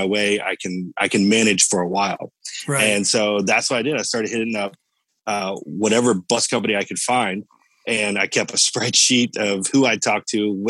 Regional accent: Orlando, Florida, United States; also born or lived in Cocoa Beach, Florida; Lived all my life here in Orlando.

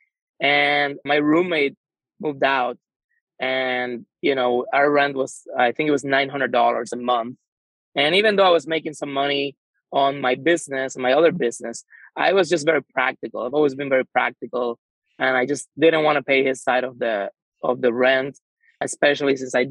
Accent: San Juan, Puerto Rico; I am from San Juan, Puerto Rico

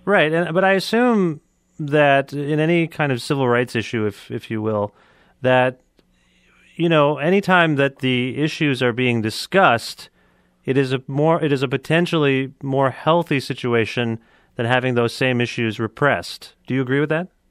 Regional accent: Cambridge, Ontario, Canada; my hometown now in Cambridge

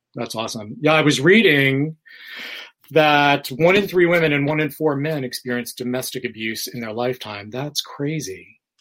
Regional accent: New York City, New York, United States; now in Florida, United States; I'm from New York City

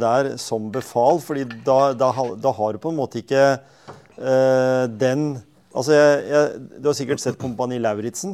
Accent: Skien, Telemark, Norway; Jeg vokste opp på Gjemse

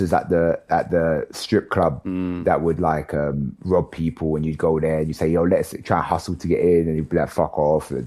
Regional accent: Ilford, London, United Kingdom; I grew up in Ilford, and Ilford was becoming a shithole when I grew up there too

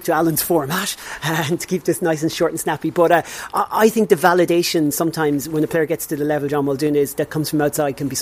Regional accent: Connacht, Ireland; I was from Connacht

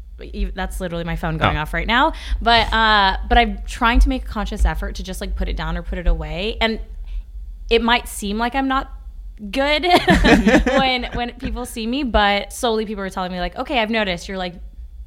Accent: Ashland, Kentucky, United States; born or raised there; accent: country; moved away as an adult; also born or lived in Worcester, Massachusetts; now in New York City, United States

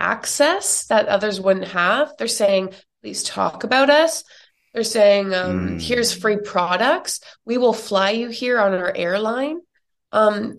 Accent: Canada; now in New York, United States; I'm from Canada and I live in the US now in New York

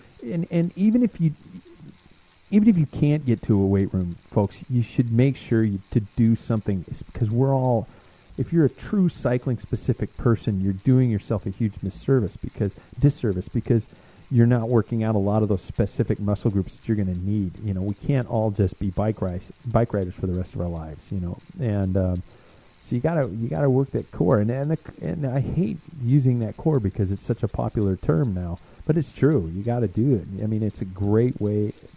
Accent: United States; I'm from America.

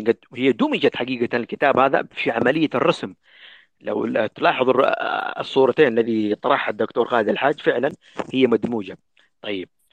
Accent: Yemen; عندنا في اليمن

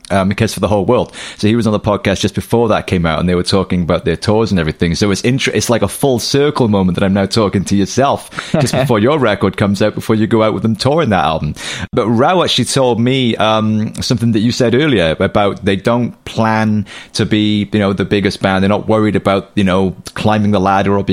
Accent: Cardiff, Wales, United Kingdom; Cardiff, that's my hometown.

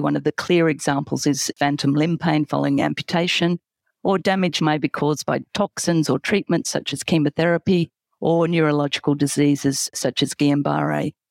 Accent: Australia; accent: Australian; now in London, United Kingdom; from my accent that I'm gonna say Australia

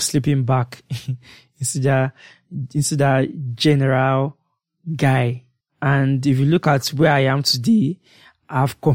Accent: Nigeria; as being a Nigerian

